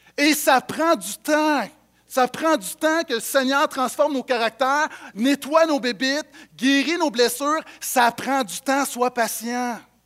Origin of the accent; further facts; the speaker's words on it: Montreal, Quebec, Canada; j'ai grandi à Montréal